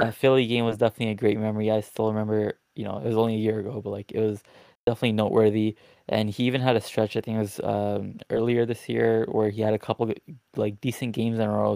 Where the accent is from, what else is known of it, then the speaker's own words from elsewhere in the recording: Toronto, Ontario, Canada; I'm from Toronto